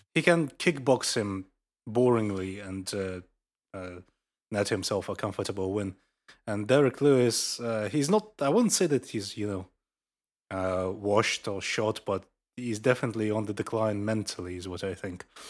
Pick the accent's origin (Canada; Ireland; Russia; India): Russia; a Russian citizen